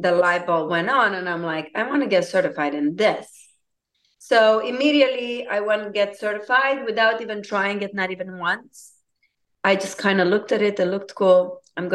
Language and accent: English; Romania; English is a second language; moved away as an adult; now in United States; I'm originally from Romania. I moved in United States in 2002 at the age of 21.